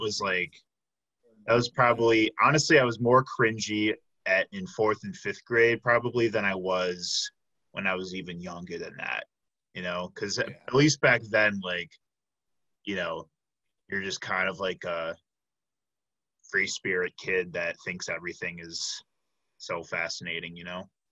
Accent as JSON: {"language": "English", "town": "Chicago", "region": "Illinois", "country": "United States", "moved": "as an adult", "lives_now": "Milwaukee, United States", "said": "I am originally from the Chicago area, but I came up here"}